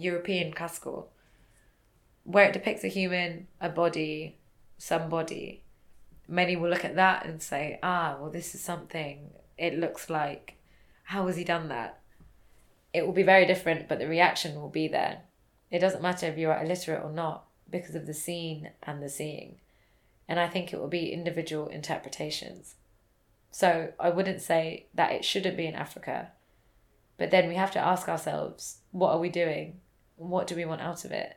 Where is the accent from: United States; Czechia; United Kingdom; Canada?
United Kingdom; I'm British Indian